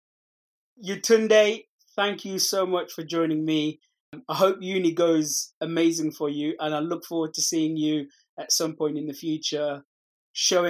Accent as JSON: {"language": "English", "country": "Sudan", "moved": "yes", "lives_now": "United Kingdom", "said": "I'm from Sudan, a country called Sudan in Northeast Africa, and I experience nature there"}